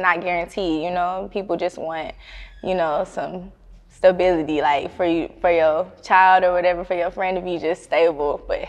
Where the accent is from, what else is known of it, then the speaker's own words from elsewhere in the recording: California, United States; born there; now in Atlanta, United States; I was born in Cali, but, like, when I moved back, like, as a teenager and stuff, like, the vibes was not there for me.